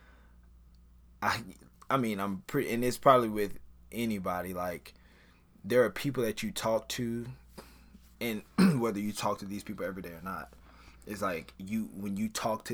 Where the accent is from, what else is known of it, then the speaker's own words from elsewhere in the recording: Baton Rouge, Louisiana, United States; I am from Baton Rouge, Louisiana.